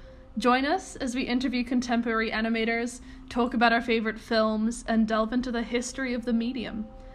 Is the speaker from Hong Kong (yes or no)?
yes; Hong Kong; moved away as an adult; now in New York City, United States; I use they-them pronouns, and I'm an animator living in New York City. I came here for school, but was born and raised in Hong Kong, and I'm half Japanese and English.